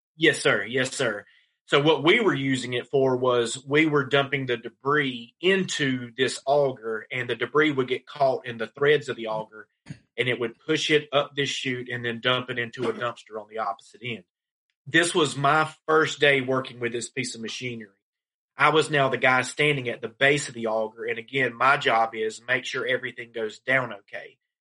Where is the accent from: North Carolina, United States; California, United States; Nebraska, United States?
North Carolina, United States; Laurinburg; my hometown of Laurinburg, North Carolina